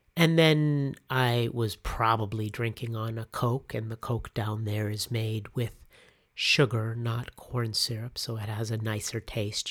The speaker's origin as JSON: {"language": "English", "country": "United States", "also_born_or_lived": "Cochabamba, Bolivia", "moved": "as an adult", "said": "back to the US to mark that moment when I was headed back to my home country"}